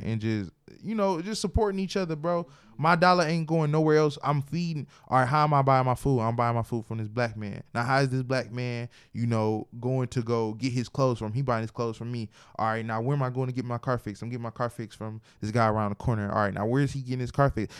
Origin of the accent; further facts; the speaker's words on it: Detroit, Michigan, United States; I am from Detroit